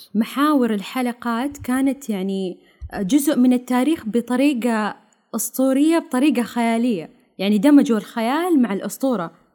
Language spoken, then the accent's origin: Arabic; Saudi Arabia; عندنا في السعوديه